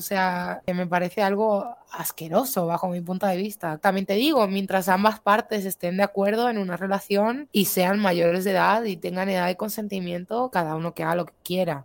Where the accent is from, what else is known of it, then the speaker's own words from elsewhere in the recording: Spain; soy española